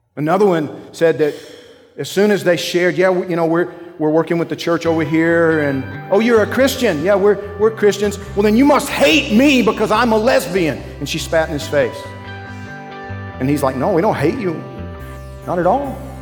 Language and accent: English; Georgia, United States; I'm from Georgia